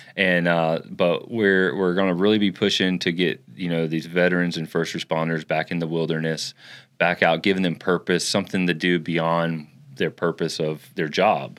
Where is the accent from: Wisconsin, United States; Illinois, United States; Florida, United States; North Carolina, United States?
Florida, United States; also born or lived in Ocklawaha, Florida; I was raised in Florida